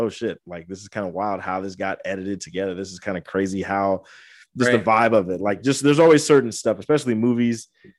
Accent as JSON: {"language": "English", "country": "Angola", "tie": "born or raised there", "said": "that's why I always want to get back to my hometown. Like, I eventually want to try to bring like a networking event to Angola"}